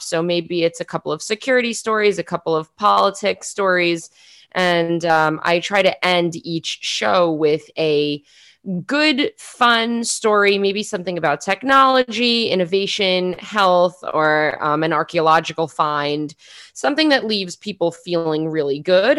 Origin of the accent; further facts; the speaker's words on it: New York City, New York, United States; moved away as an adult; now in Israel; I am from South Queens, New York City. Uh, I've been living in Israel for somewhere between two and three years